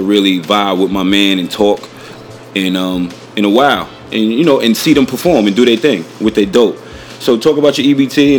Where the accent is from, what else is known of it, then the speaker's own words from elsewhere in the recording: New York City, New York, United States; we're from Staten Island.